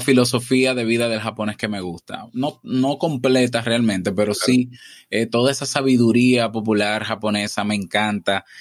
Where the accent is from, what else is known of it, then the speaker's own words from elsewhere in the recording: Santo Domingo, Distrito Nacional, Dominican Republic; Yo nazco em, en la ciudad, en la capital, Santo Domingo